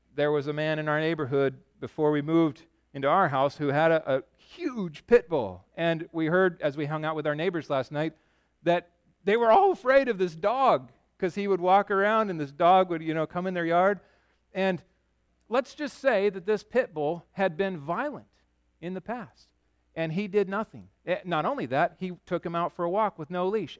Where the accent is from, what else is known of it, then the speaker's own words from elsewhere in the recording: Yakima, Washington, United States; also born or lived in Chicago; I grew up in Yakima